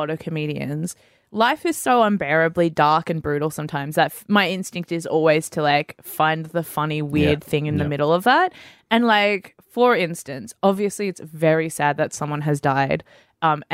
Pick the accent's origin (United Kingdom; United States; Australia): Australia; Sydney, New South Wales; Grew up in Sydney, on the northern beaches.